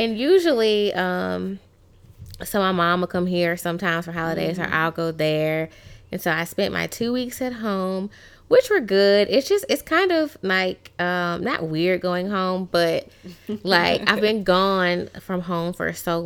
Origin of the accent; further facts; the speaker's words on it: Tuscaloosa, Alabama, United States; now in Louisiana, United States; I am from Tuscaloosa, Alabama